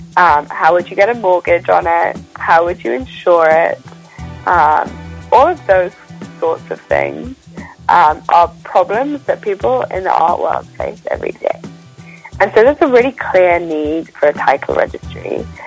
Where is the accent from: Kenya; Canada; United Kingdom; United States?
United Kingdom; now in London, United Kingdom; originally, I'm from just outside of London. I grew up in a, um, a, a, small town a couple of hours away, um, but London is home for me